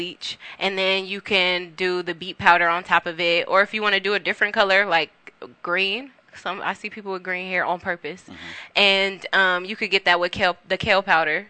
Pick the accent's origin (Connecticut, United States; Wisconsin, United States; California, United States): California, United States; Carson; also born or lived in Compton; I'm from Carson, and I also lived in Compton